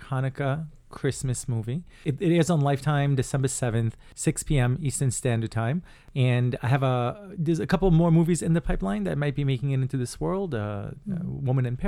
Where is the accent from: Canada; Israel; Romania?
Israel; English is a second language; now in United States; I grew up in Israel